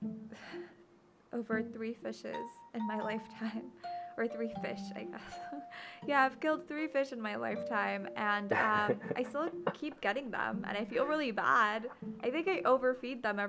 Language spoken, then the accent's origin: English; Bangladesh